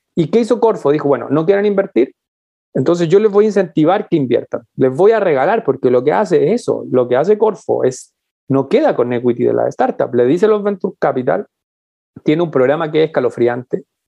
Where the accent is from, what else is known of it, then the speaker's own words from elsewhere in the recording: Chile; yo digo que soy latinoamericano porque, porque me lo paso mucho fuera de Chile